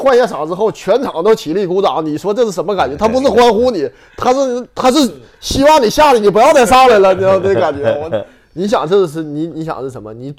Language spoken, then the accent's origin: Chinese; Northeast China, China; now in Tianjin, China; 天津的时候，你跟作为一个东北人，你连话你都天津话都不会说，然后来到那儿去踢球